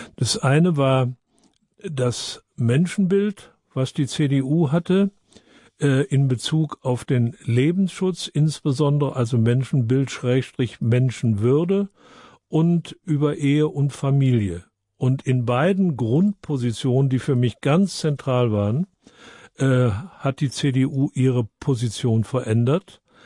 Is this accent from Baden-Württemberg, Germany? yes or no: yes; Freiburg, Baden-Württemberg, Germany; ich komme aus Freiburg